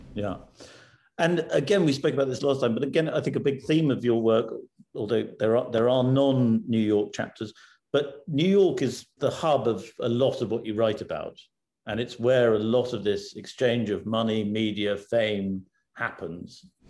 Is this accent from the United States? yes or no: no; United Kingdom; as a Brit